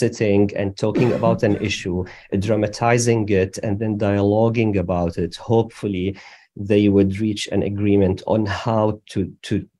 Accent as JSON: {"language": "English", "country": "Syria", "tie": "born or raised there", "also_born_or_lived": "Damascus", "moved": "as an adult", "said": "I was born in Syria"}